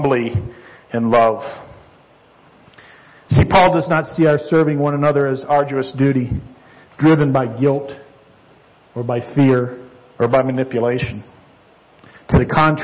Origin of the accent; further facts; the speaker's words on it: United States; I'm an American